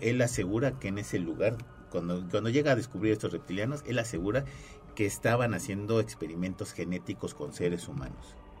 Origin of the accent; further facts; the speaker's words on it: Mexico; nosotros como mexicanos